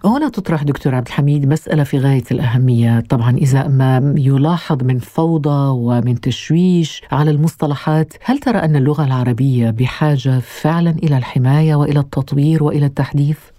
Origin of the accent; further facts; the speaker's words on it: Algeria; وانا من الجزائر